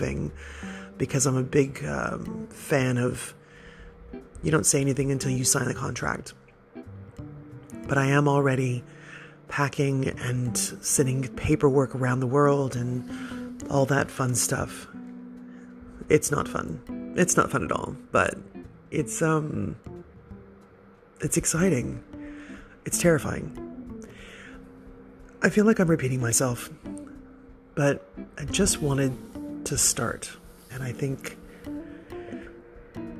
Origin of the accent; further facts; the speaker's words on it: United States; moved away as an adult; now in Australia; I'm the girl from America who's been in Australia for a very long time